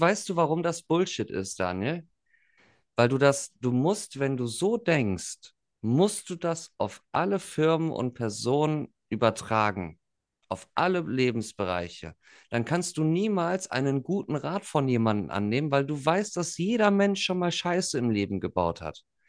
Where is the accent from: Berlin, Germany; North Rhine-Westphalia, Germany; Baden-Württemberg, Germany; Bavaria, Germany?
North Rhine-Westphalia, Germany; near the Ruhr area, western Germany; da wo ich herkomme, 20 Minuten weiter bist du direkt so gefühlt im Pott